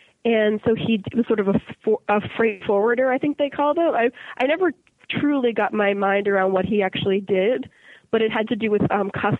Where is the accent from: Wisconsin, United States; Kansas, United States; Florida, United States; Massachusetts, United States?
Massachusetts, United States; Boston; Yeah. Both of my parents were born and raised in Boston as well. It's a nice place to grow up.